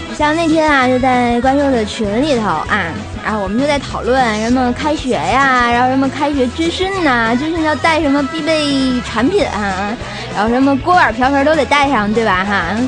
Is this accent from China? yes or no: yes; Tianjin, China; 我是天津人啊